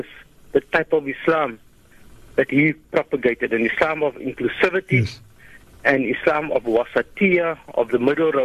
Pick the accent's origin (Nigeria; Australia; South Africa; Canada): South Africa; as South African Muslims, in fact, we are living in a country under a just rule